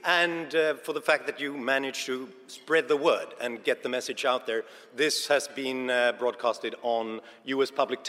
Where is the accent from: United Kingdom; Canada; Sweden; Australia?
Sweden; I'm from Sweden